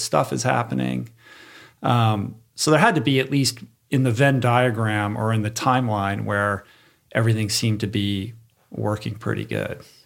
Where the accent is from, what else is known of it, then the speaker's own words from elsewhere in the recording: Michigan, United States; moved away; I'm originally from Michigan